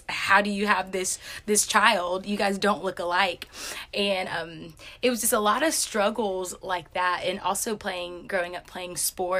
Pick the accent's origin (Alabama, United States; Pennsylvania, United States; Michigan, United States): Alabama, United States; Enterprise; But I'm from Enterprise, Alabama, and that is in Southeast Alabama. And so Enterprise is a pretty small town